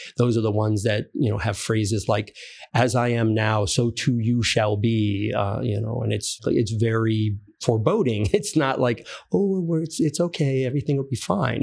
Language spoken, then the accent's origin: English; Fairfield, Connecticut, United States; I grew up in Fairfield